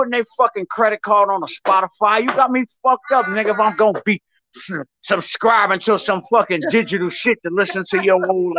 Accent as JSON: {"language": "English", "region": "New York", "country": "United States", "said": "I'm from New York, Shark. We don't play that."}